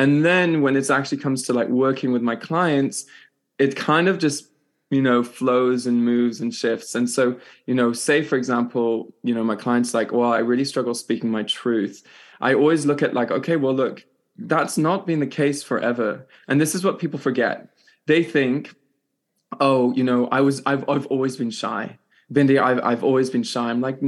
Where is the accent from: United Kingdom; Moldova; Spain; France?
France; also born or lived in Switzerland; I'm Irish, British and Canadian, born in Switzerland and grew up in France.